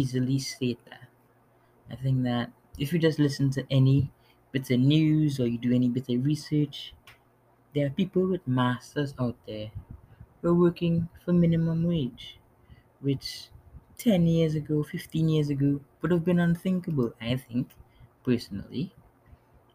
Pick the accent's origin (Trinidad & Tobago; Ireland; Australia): Trinidad & Tobago; also born or lived in New York City, United States; now in New York, United States; I was born in New York City, but grew up in Trinidad and Tobago in the Caribbean. And now I'm back in New York